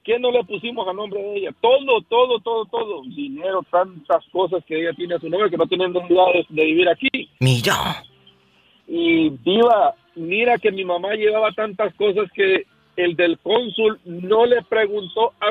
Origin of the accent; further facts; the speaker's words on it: Honduras; born there; nací en Honduras.